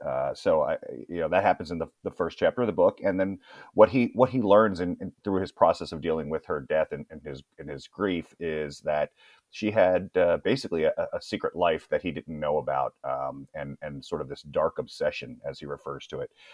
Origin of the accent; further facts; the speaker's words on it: Annapolis, Maryland, United States; moved away; also born or lived in Brooklyn, New York; I'm originally from Brooklyn, New York